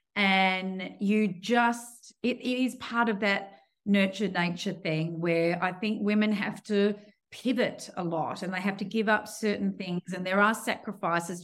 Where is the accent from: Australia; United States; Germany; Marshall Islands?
Australia; Perth, Western Australia; born and raised in Perth